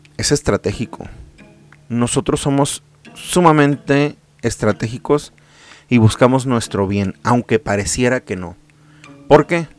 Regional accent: Mexico; yo soy mexicano, amo mi país

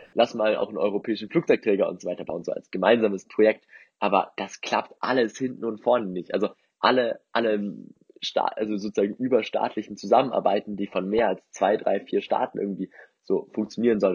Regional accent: Germany; bei uns in Deutschland

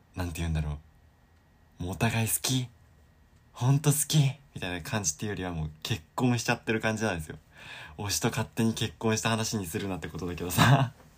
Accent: Sapporo, Hokkaido, Japan; moved away as an adult; now in Osaka, Japan; 僕が札幌で育ったからなんですけど

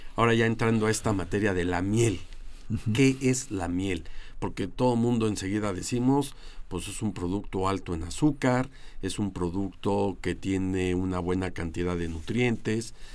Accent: Mexico; creo que los mexicanos, o cuando menos algunos, hemos escuchado

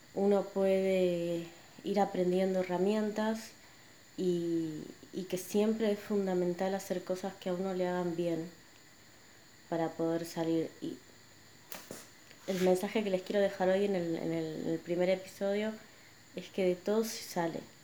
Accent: Buenos Aires, Argentina; nací y crecí acá en Buenos Aires

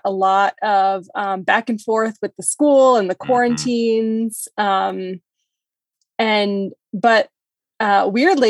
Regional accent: New Hampshire, United States; moved away as an adult; now in Denver, United States; I'm not from Colorado. I'm from New Hampshire. Okay. And after college, I took a job at my hometown newspaper.

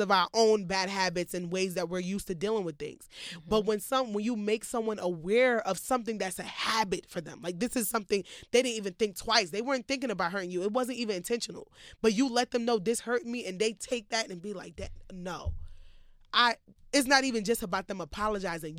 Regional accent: United States; growing up in America

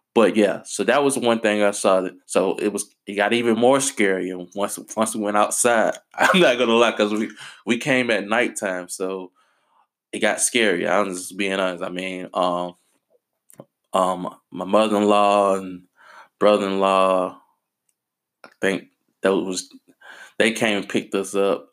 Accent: United States; I'm American

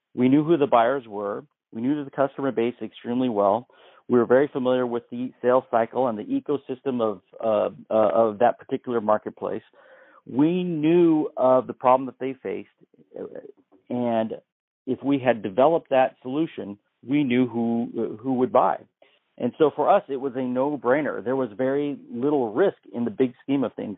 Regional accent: Canby, Oregon, United States; I'm a small town boy growing up in Canby, Oregon

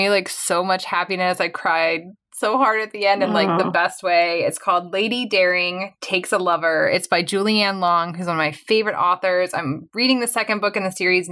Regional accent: Central Florida, United States; I'm from Central Florida

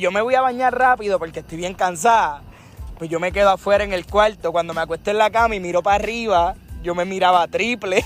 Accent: Barranquitas, Puerto Rico; yo soy un tipo de barranquita

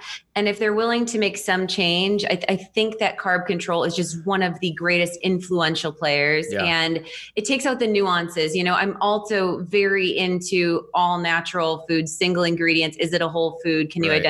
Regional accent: Wisconsin, United States; I'm in Austin, Texas now. Yeah. I've been in Texas for over a decade, but I'm from between Milwaukee and Madison.

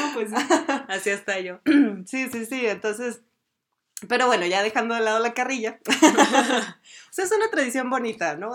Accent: Durango, Mexico; somos de Durango, México.

